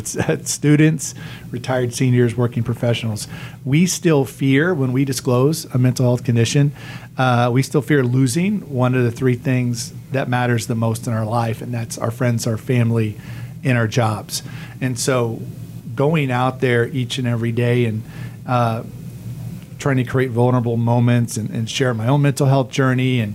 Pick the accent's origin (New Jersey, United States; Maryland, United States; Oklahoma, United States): Oklahoma, United States; moved away as an adult; also born or lived in Missouri; now in Tampa, United States; I grew up in Oklahoma, the Midwest